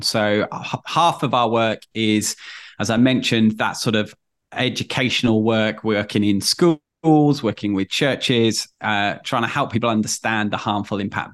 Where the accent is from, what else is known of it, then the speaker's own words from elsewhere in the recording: Manchester, North West England, United Kingdom; born and bred in Manchester